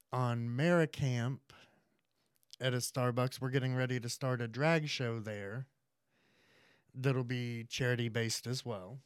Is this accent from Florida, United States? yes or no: yes; Hernando, Florida, United States; moved away as an adult; also born or lived in Indiana; I grew up in Hernando. I moved away when I turned eighteen to Indiana